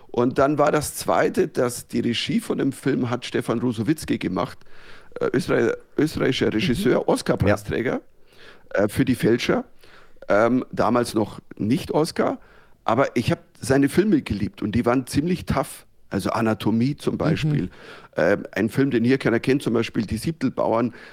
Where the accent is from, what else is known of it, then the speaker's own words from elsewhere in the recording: Bavaria, Germany; accent: Bavarian; ich habe halt einen bayerischen Dialekt